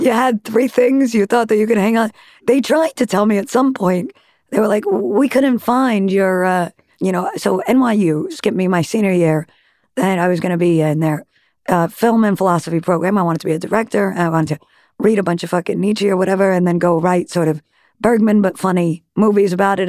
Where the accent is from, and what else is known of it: Great Neck, New York, United States; born or raised there; also born or lived in Manhattan, New York City